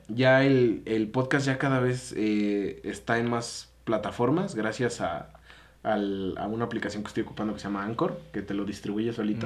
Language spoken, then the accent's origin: Spanish; Mexico; como mexicano